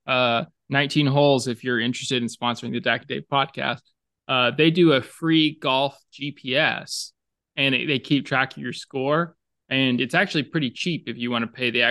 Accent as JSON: {"language": "English", "region": "the South", "country": "United States", "accent": "Southern", "moved": "yes", "said": "my Southern accent"}